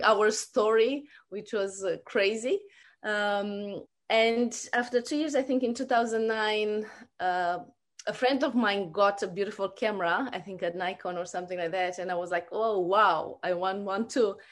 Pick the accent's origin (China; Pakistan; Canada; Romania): Romania; moved away as an adult; also born or lived in New Zealand / Australia; now in Brisbane, Australia; I grew up in Romania and, uh, we immigrated in New Zealand about fifteen years ago.